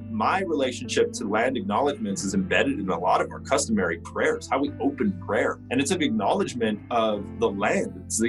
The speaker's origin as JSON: {"language": "English", "region": "Northern Plains", "country": "United States", "moved": "yes", "lives_now": "New Mexico, United States", "said": "I'm from the Northern Plains. I live here in New Mexico."}